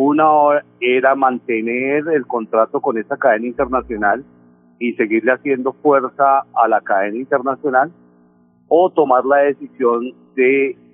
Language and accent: Spanish; Valle del Cauca, Colombia; also born or lived in Popayán / Cali; Yo soy vallecaucano, Nelson. Nací en Popayán, viví unos años en Cali y ahora con la hotelería pues he volteado por todos